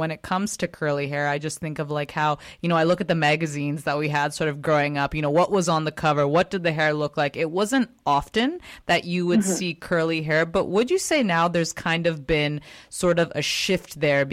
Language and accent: English; Richmond, British Columbia, Canada; I was also born in Richmond